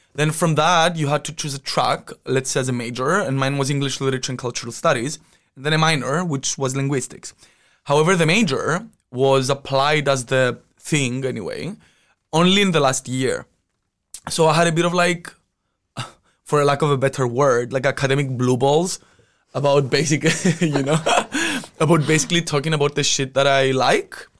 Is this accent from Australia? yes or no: no; Cyprus; moved away; I'm from Cyprus." Yes, I'm Mediterranean